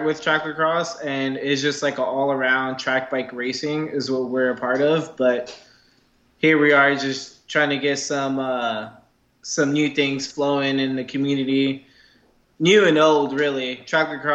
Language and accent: English; New York, United States; now in San Francisco, United States; living in San Francisco from New York